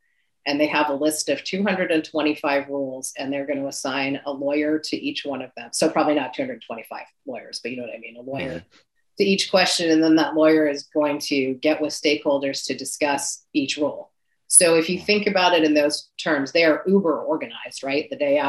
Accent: New England, United States; And there's things that we are not happy about if we come from New England.

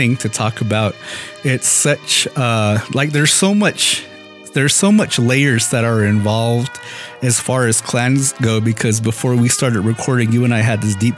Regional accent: Moenkopi, Arizona, United States; us Munkap Hopis

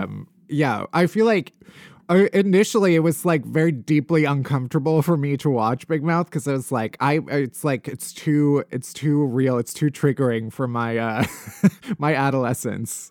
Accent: outside of Chicago, Illinois, United States; moved away; I'm also from the Midwest. I'm from outside of Chicago

